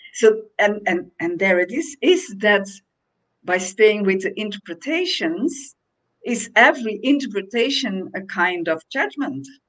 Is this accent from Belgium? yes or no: yes; Belgium; now in Portugal; I came to Portugal, which is in Europe, and I'm from Belgium, so it's not that far away.